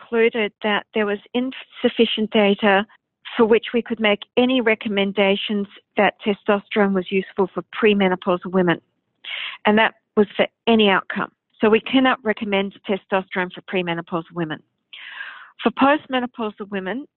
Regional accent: Australia; I'm an endocrinologist from Australia

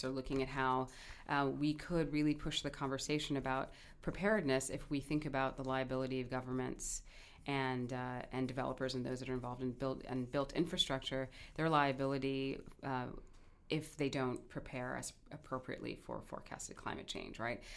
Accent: New York City, New York, United States; also born or lived in Kingston, Jamaica; now in Hawaii, United States; I did grow up in New York City

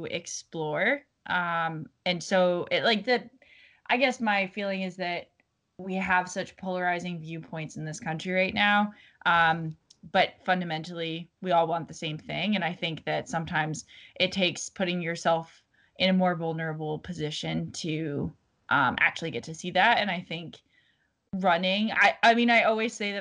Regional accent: New England, United States; moved away as an adult; also born or lived in Florida; I'm from the New England originally

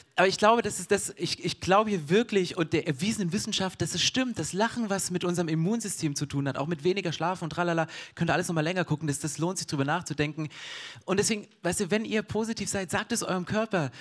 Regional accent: Germany; ich bin Deutscher

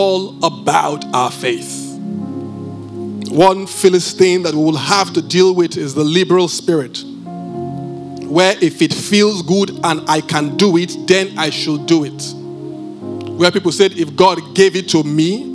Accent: Benin; I'm from Benin

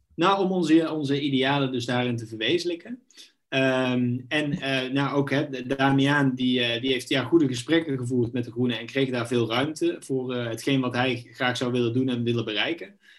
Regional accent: Knegsel, North Brabant, Netherlands; also born or lived in Eindhoven / Nijmegen; geboren in Eindhoven, opgegroeid in een klein Brabants dorpje, eh, Knechtsel

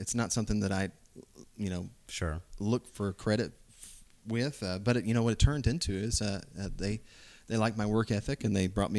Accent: Southern Illinois, United States; born or raised there; moved away as an adult; also born or lived in Decatur, Georgia / Tennessee; now in Dothan, United States

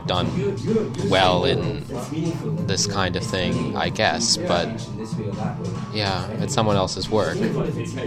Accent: Toronto, Ontario, Canada; moved away as an adult; also born or lived in Vancouver, British Columbia; now in London, United Kingdom; I came from Ontario, Toronto.

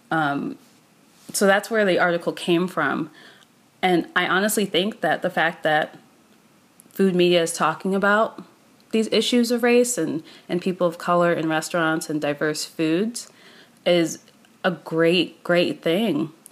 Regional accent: Maryland, United States; I said to him very calmly, I grew up in Maryland.

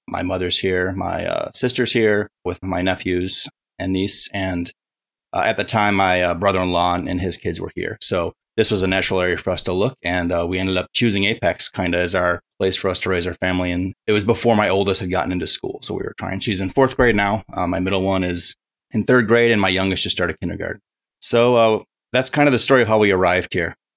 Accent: Buffalo, New York, United States; moved away as an adult; also born or lived in Rochester, New York / Seattle, Washington; I grew up around Buffalo, New York

